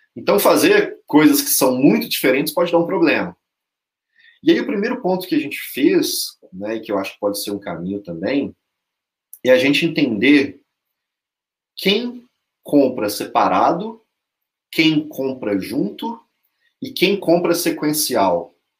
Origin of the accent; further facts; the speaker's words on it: Belo Horizonte, Minas Gerais, Brazil; eu sou mineiro, eu sou mineiro de Belo Horizonte